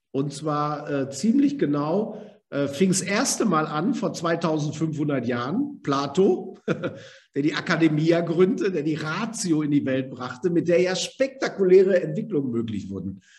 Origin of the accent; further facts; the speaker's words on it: Germany; Wir kennen das als Deutsche, wenn wir sagen, wir haben eine Bestimmung.